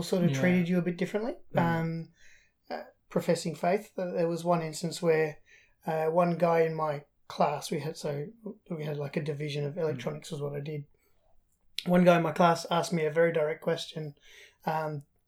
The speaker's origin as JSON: {"language": "English", "country": "Australia", "tie": "born or raised there", "also_born_or_lived": "England"}